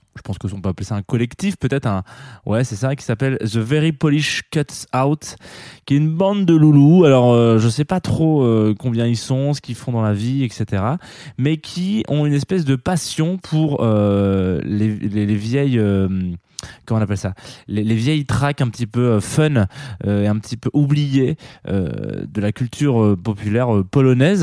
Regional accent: France; chez nous, en France

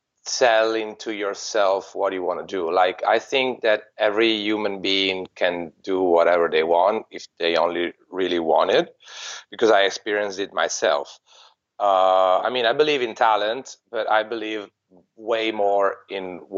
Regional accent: Treviso, Veneto, Italy; my hometown, which was Treviso

